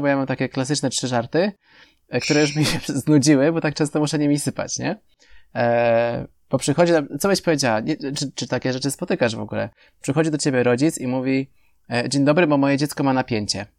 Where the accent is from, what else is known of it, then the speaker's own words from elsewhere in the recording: Poland; U nas chyba w Polsce